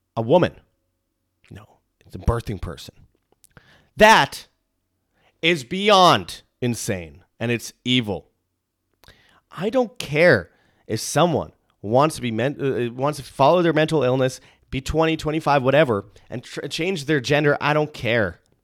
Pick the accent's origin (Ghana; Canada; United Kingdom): Canada; I'm from Canada